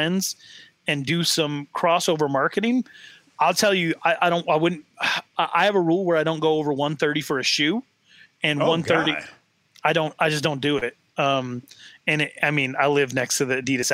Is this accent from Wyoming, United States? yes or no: yes; Sheridan, Wyoming, United States; my hometown